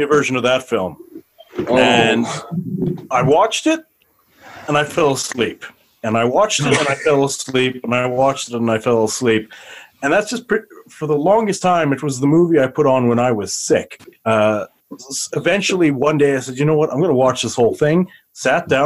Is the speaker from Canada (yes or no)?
yes; Canada; also born or lived in South Africa; It was just after I moved to Canada, so I was probably about 4 or 5 at the time